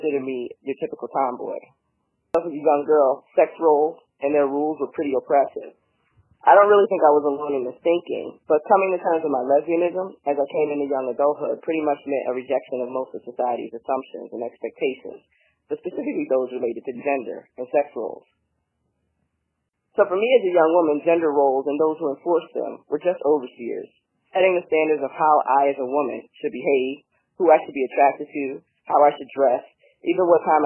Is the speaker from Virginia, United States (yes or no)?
no; Philadelphia, Pennsylvania, United States; moved away as an adult; now in San Diego, United States; I was born and raised in Philly